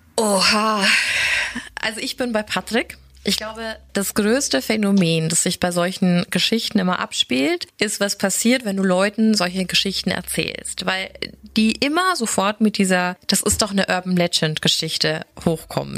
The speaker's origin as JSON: {"language": "German", "country": "Germany", "tie": "born or raised there", "said": "Ich bin sehr nahe der tschechischen Grenze groß geworden."}